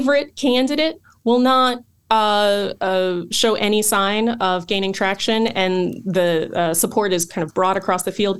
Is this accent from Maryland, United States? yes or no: yes; Rockville, Maryland, United States; now in Silver Spring, United States; I am actually from Rockville, Maryland